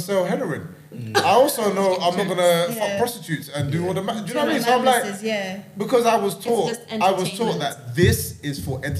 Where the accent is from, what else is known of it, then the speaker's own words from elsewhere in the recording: London, United Kingdom; moved away as an adult; also born or lived in Jamaica; now in Scotland; I grew up in London